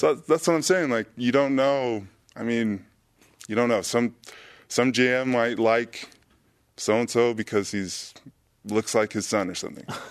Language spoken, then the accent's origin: English; San Diego, California, United States; I'm from San Diego